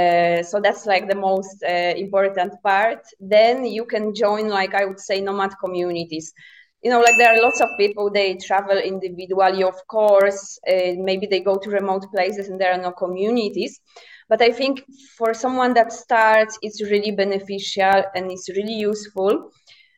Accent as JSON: {"language": "English", "country": "Poland", "moved": "as an adult", "said": "I'm originally from Poland, but I have been a nomad since 2017."}